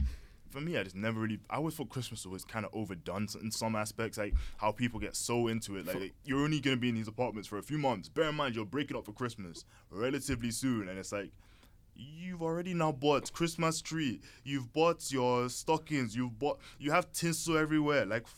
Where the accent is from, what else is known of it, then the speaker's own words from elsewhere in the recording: United Kingdom; We're British. Do we celebrate those things?